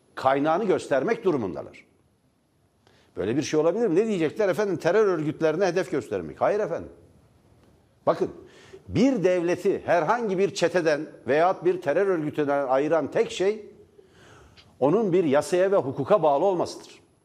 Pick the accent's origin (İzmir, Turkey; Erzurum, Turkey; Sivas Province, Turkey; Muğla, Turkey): Sivas Province, Turkey; Divriği; Divri'de benim doğduğum kent, benim doğduğum şehir, benim doğduğum bölge